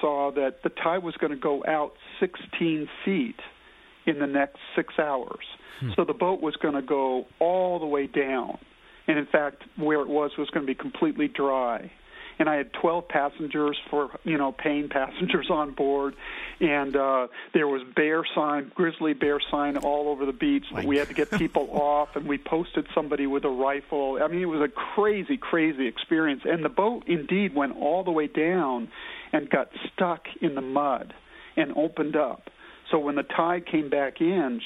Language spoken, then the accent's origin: English; California coast, United States; I grew up on the California coast surfing and sailing